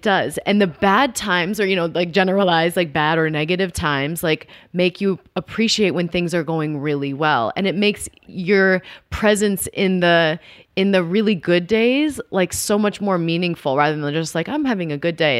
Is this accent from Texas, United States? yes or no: yes; Dallas, Texas, United States; growing up in Dallas